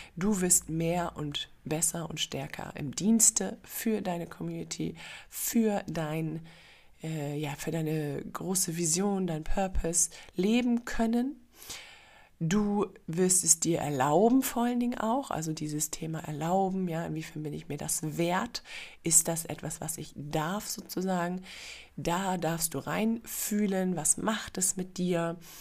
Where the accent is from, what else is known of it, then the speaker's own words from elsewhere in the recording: Germany; moved away as an adult; also born or lived in Singapore; als Deutsche geboren worden zu sein